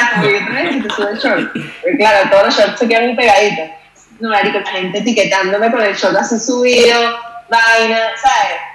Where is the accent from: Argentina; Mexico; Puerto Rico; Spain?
Spain; Yo soy española, siempre va a ser más piernona que el resto del mundo, ¿sabes?